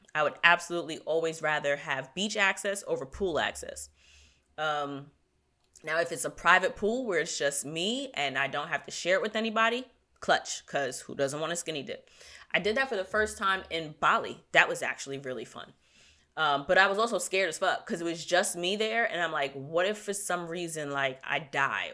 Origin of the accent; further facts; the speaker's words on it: New York, United States; I'm from New York